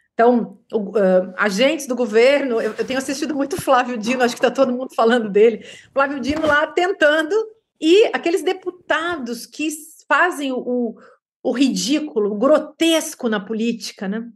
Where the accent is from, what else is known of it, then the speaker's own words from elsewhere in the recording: Brazil; moved away as an adult; also born or lived in Rio de Janeiro / United States; eu vivia muito feliz no meu país.